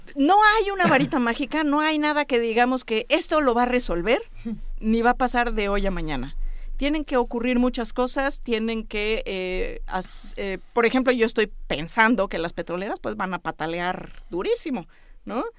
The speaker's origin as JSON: {"language": "Spanish", "country": "Mexico", "said": "los 130 millones de mexicanos que vemos en este país"}